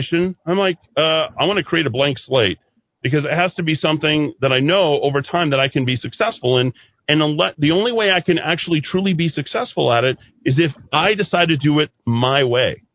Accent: Albuquerque, New Mexico, United States; also born or lived in Las Vegas, Nevada; I was not thrilled about being in Albuquerque, but I thought, this is my hometown

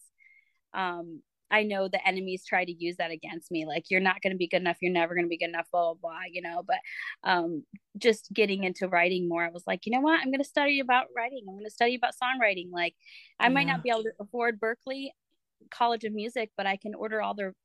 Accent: Michigan, United States; also born or lived in France; now in Florida, United States; I am from Florida now, but I'm originally from Michigan, which is where I'm sitting right now at my parents' house

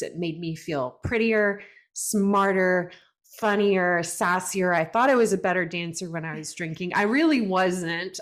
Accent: Brenham, Texas, United States; I grew up in Brenham, Texas, which is a small town, rural Texas

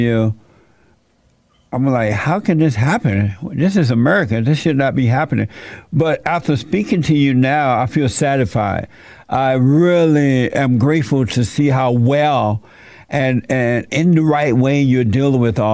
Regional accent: Alabama, United States; I grew up in Alabama on a plantation

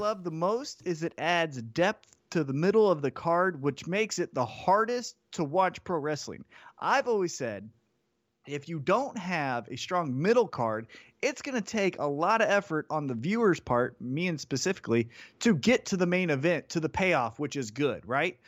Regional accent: Kansas City, United States; born or raised there

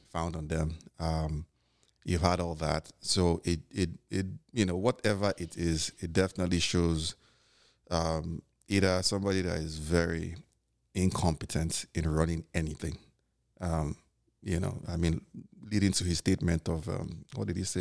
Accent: Nigeria; now in New York, United States; being Nigerian and living out here

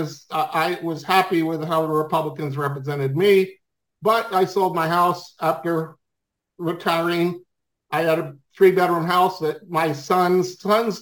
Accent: Swarthmore, Pennsylvania, United States; now in North Carolina, United States; I grew up in Swarthmore, Pennsylvania

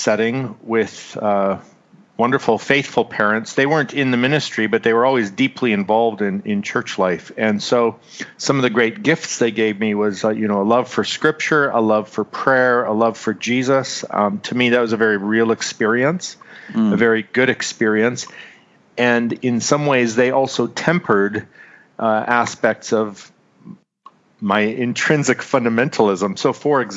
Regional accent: Manitoba, Canada; moved away as an adult; also born or lived in Winnipeg, Manitoba / British Columbia; now in Abbotsford, Canada; I grew up in central Canada. I was born in Winnipeg, which is just a couple hours north of Minneapolis

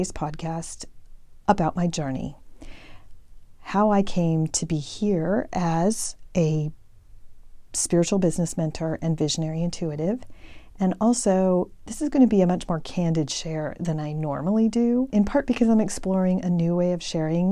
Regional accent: El Paso, Texas, United States; moved away as an adult; also born or lived in Georgetown, Texas; I grew up in El Paso, and I had really not ever left El Paso until I went to college

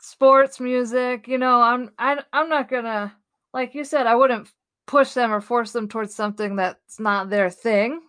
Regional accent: the East Coast, Northeast, United States; moved away; also born or lived in Boulder, Colorado / Denver; I'm from the East Coast, the Northeast

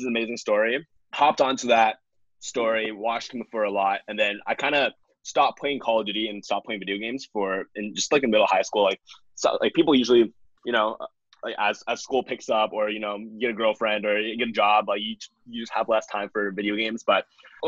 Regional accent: Toronto, Ontario, Canada; Born and raised in Toronto, and that's where I am right now

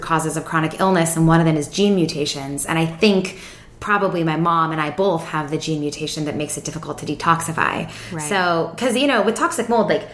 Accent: Seattle, Washington, United States; I grew up in Seattle, so it's like the wettest place in the world.

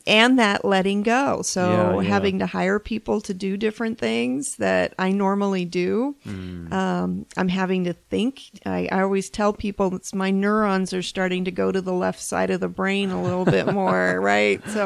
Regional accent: Phoenix, Arizona, United States; moved away; Well, I'm from Phoenix, but moved away for 20 years. So I came back to Phoenix when I made this jump.

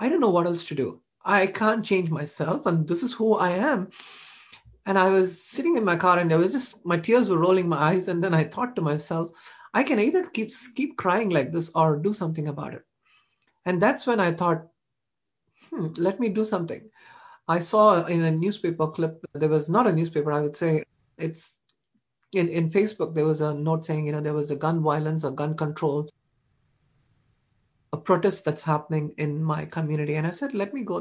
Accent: India; now in United States; I was an Indian person. I was not an American

